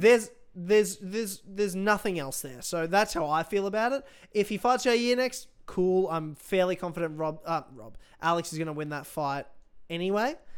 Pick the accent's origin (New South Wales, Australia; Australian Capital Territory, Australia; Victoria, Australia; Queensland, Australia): Queensland, Australia; Brisbane; my hometown